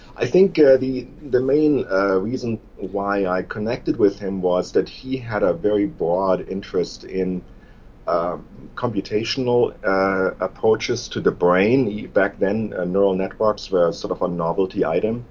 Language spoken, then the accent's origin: English; Germany; moved away as an adult; also born or lived in Tübingen, Germany; now in Bloomington, United States; I was born in Germany